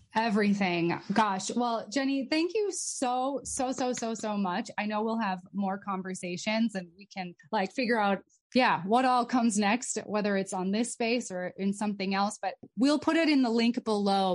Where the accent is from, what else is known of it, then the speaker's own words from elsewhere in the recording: United States; also born or lived in Abu Dhabi; privilege follows us wherever mm. we go, especially as Americans